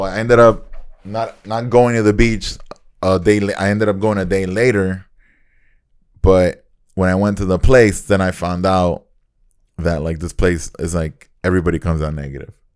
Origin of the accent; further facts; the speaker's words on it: Nicaragua; moved away; growing up in Nicaragua